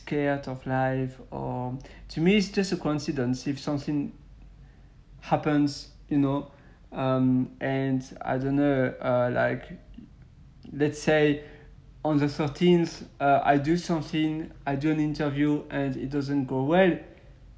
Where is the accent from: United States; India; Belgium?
Belgium; I'm from Western Europe, so I'm from Belgium